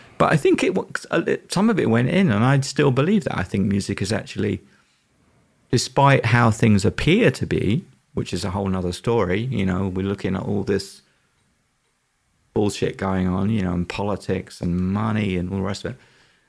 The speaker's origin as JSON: {"language": "English", "region": "London", "country": "United Kingdom", "tie": "born or raised there", "said": "So they were a local band where I was growing up in East London."}